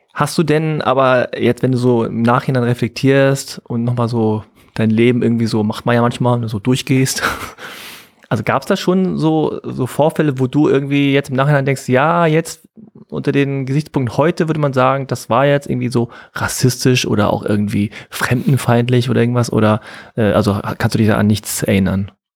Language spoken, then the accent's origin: German; Hanover, Lower Saxony, Germany; accent: Hochdeutsch; now in Berlin, Germany; als Norddeutscher aus Hannover ja, mit meinem Hochdeutsch